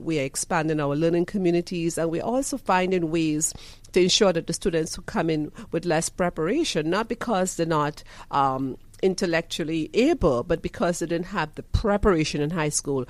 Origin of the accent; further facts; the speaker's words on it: Trinidad & Tobago; also born or lived in Michigan / Indiana; now in Georgia, United States; I'm from Trinidad and Tobago. I grew up, you know, in very humble environments in Trinidad and Tobago as the last of 5 kids